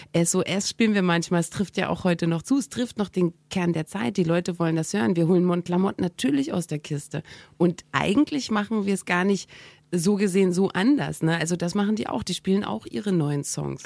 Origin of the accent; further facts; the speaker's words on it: East Germany, Germany; moved away; ich bin ja aus dem Osten abgehauen und ähm, das habe ich zusammen gemacht mit meiner besten Freundin, die ich wirklich von der ersten Klasse an hatte